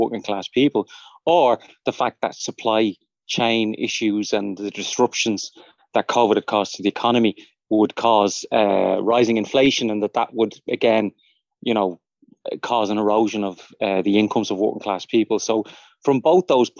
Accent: Dublin, Leinster, Ireland; I grew up in Fatima Mansions flats and then moved up to Crumlin.

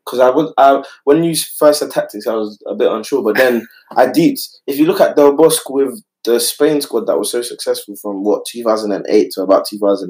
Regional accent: England, United Kingdom; So England, man, the country that we love so much, the country of our birth.

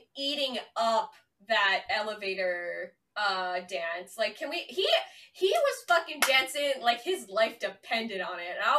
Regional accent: Canada; I'm only Canadian

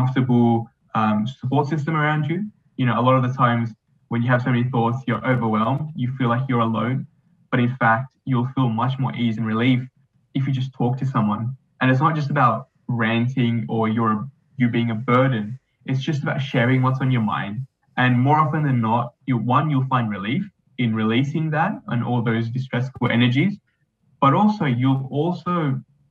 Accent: Australia; being an Australian

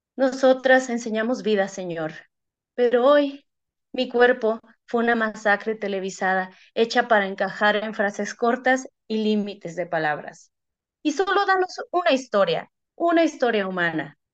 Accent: Tijuana, Baja California, Mexico; yo soy de Tijuana

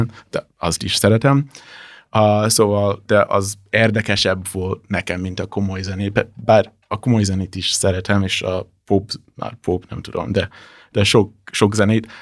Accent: Washington, District of Columbia, United States; Hungarian is a second language; moved away as an adult; also born or lived in Brazil; now in Budapest, Hungary; Amerikai vagyok, és a Washington DC-ből jöttem, hát nagyjából.

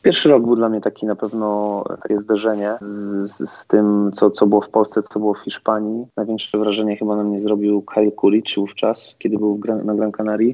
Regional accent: Toruń, Kuyavian-Pomeranian Voivodeship, Poland; moved away; powrót do, do rodzinnego Torunia

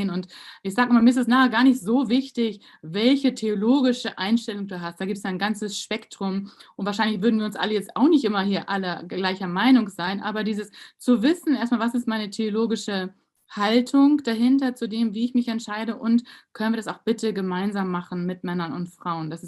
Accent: Germany; dass wir als Deutsche, also ging so alle Emotionen so in mir

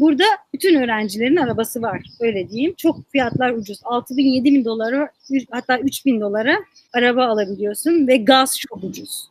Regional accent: Muş, Muş Province, Turkey; moved away as an adult; now in Washington, D.C., United States; Bir okulun içinde bulunan kütüphane benim şehrimde yoktu.

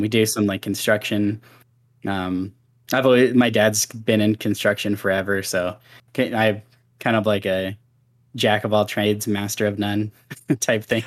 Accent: Seattle, Washington, United States; moved away; also born or lived in Wyoming; We moved from Washington State to Wyoming

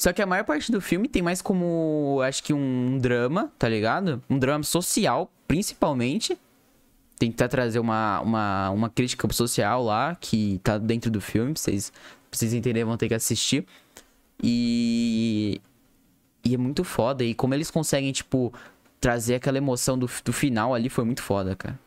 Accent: Brazil; a gente é brasileiro

